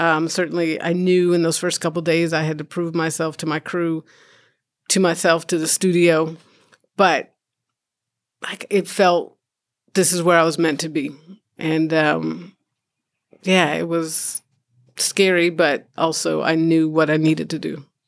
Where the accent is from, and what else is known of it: California, United States; born or raised there; also born or lived in Chicago, Illinois